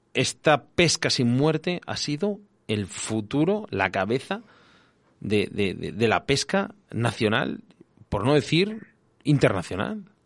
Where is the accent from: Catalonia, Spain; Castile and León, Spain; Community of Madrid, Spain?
Castile and León, Spain; yo soy de Castilla León